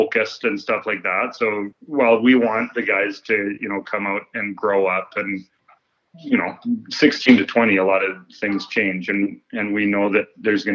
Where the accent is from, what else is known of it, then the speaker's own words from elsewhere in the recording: Canmore, Alberta, Canada; now in Invermere, Canada; I grew up in Canmore.